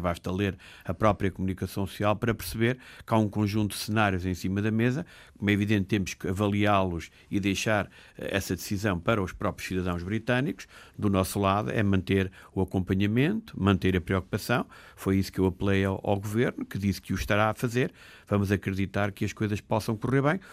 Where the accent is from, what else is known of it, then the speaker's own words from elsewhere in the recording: Portugal; nós, somos portugueses